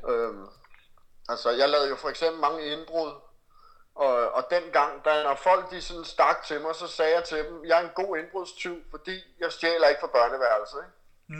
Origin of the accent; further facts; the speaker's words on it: Copenhagen, Capital Region of Denmark, Denmark; now in Brønshøj, Denmark; jeg er født på Amager, men jeg bor i Brøndshøj nu